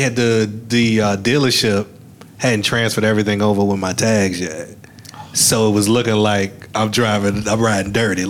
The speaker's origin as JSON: {"language": "English", "town": "Richmond", "region": "Virginia", "country": "United States", "tie": "born or raised there", "said": "I'm from Richmond"}